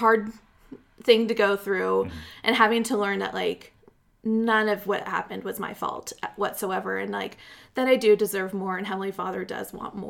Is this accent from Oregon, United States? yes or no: yes; Pendleton, Oregon, United States; I grew up in Pendleton. It's a small rodeo town. The northeastern corner.